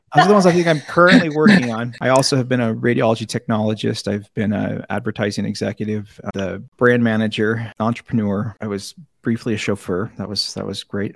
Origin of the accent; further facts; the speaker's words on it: Seattle, Washington, United States; I grew up in in South Seattle.